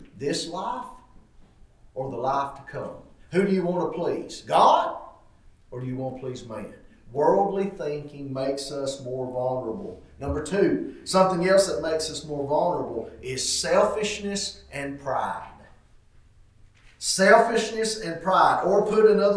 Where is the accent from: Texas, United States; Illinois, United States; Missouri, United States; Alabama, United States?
Alabama, United States; White Plains; I grew up in White Plains, Alabama